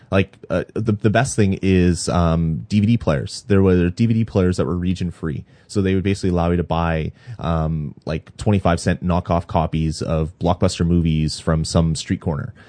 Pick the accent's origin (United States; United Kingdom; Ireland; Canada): Canada; I'm Canadian